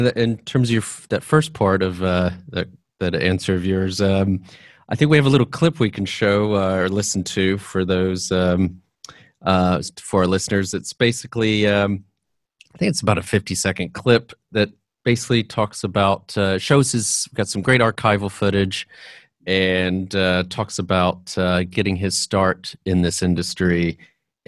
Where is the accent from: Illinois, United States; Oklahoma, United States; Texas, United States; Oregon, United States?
Texas, United States; growing up in Texas in high school